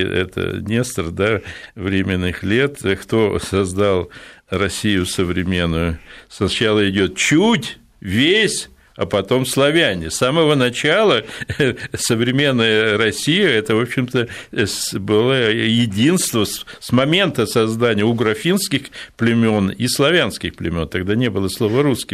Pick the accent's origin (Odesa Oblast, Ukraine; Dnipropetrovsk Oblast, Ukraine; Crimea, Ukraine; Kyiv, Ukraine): Odesa Oblast, Ukraine; Odesa; moved away; сам я вырос в Одессе, как дитя привоза